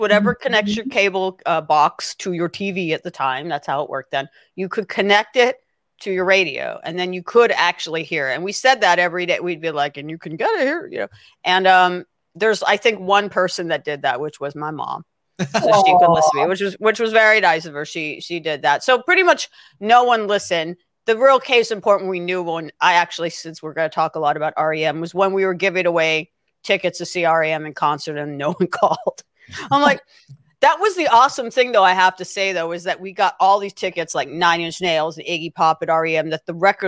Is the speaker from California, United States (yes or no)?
yes; Los Angeles, California, United States; I grew up in Los Angeles and went to college in Los Angeles